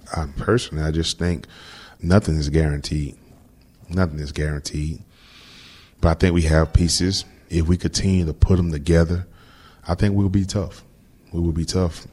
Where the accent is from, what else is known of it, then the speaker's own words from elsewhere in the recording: Florida, United States; moved away as an adult; also born or lived in New England; now in Houston, United States; growing up in Florida, you know, all my life I've been in it